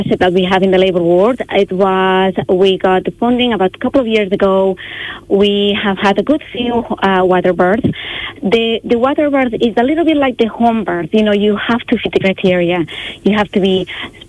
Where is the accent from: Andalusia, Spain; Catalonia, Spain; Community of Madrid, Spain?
Catalonia, Spain; Barcelona; moved away as an adult; also born or lived in Dublin, Ireland; now in Wexford, Ireland; As my accent kind of shows, I'm not Irish. I'm from Catalonia. I'm from Barcelona. But I've been in Ireland a long time. I've been in Ireland 20 years.